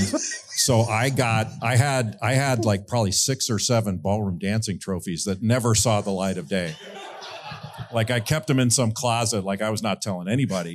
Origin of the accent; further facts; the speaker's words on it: Rolling Hills, California, United States; moved away; I grew up in a beautiful area of Southern California in Rolling Hills